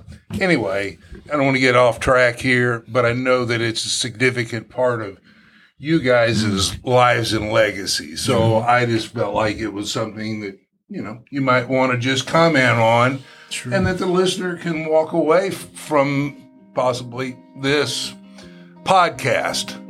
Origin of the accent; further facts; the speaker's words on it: Indiana, United States; I'm from Indiana, and we had our issues